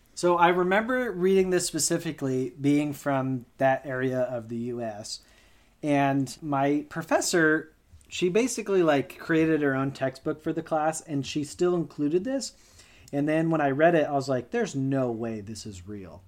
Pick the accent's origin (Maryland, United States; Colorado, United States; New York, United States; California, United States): Colorado, United States; Growing up in Colorado, we had a number of aspen trees in our backyard